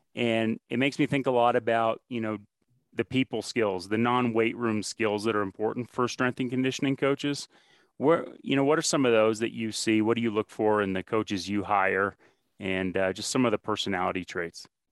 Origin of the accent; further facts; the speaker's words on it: Northeast, United States; moved away; I'm from the Northeast originally